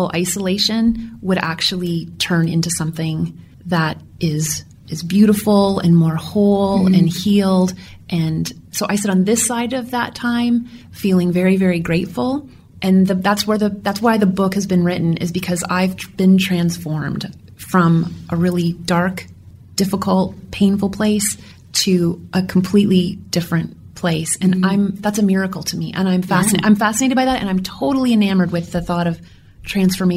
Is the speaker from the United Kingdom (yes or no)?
no; Kitchener, Ontario, Canada; moved away as an adult; also born or lived in Rochester, New York; I was born in Kitchener